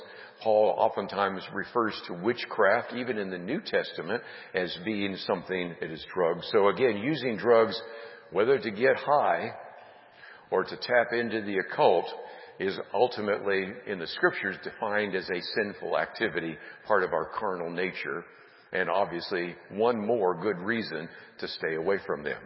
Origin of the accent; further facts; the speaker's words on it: San Francisco Bay Area, California, United States; Those of us growing up in the San Francisco Bay Area